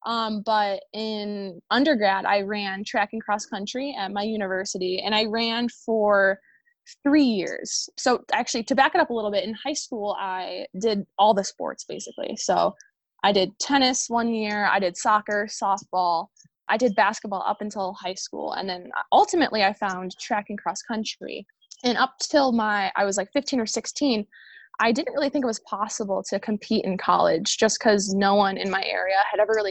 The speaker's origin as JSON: {"language": "English", "region": "Illinois", "country": "United States", "tie": "born or raised there", "said": "So I ultimately chose a school in my home state. I'm from Illinois"}